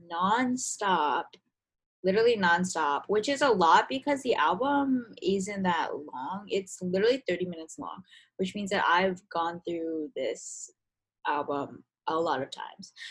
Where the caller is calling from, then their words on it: Philadelphia, Pennsylvania, United States; Um, I'm calling from Philly, and Sam is in New York, so we're kind of spread along the east